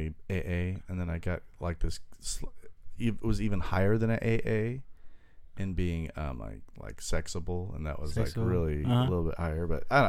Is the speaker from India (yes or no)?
no; Cambodia; now in Long Beach, United States; I came from Cambodia.